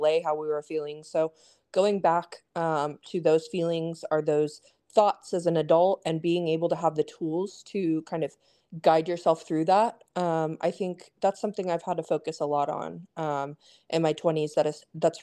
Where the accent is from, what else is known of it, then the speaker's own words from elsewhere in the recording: Stillwater, Oklahoma, United States; now in Austin, United States; I grew up in Stillwater, Oklahoma